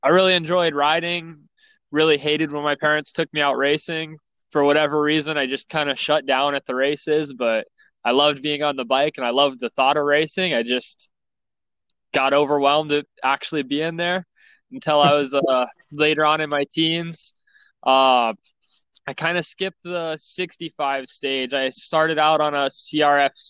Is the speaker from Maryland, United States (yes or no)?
no; Marana, Arizona, United States; So I'm from Marana, Arizona, or more common, Tucson, Arizona, so Southern Arizona.